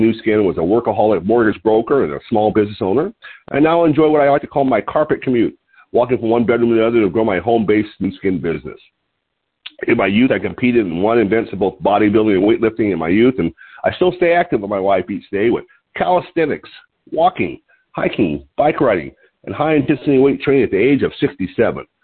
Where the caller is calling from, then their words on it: Lompoc, California, United States; I'm calling from Lompoc, California, which is 54 miles north of Santa Barbara on California's beautiful central coast.